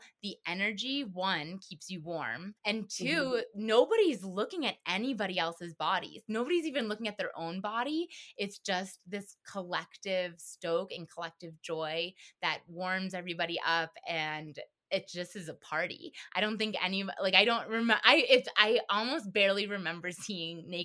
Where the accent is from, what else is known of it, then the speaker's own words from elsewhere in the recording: East Coast, United States; now in Colorado, United States; I'm from the East Coast. East Coast